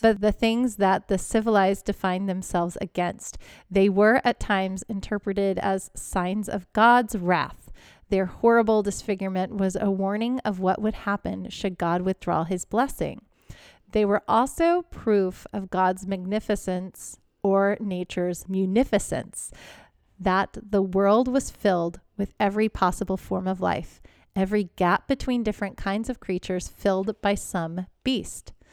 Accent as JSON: {"language": "English", "town": "Houston", "region": "Texas", "country": "United States", "tie": "born or raised there", "said": "I grew up in Houston"}